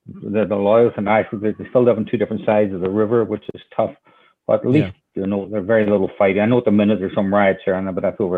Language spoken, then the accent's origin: English; Derry, Northern Ireland, United Kingdom; moved away as an adult; now in New Bedford, United States; I grew up in Derry, you know, right on the water too.